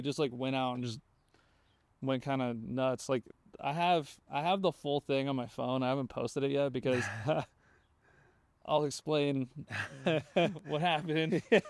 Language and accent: English; California, United States; I'm from the Bay, you know?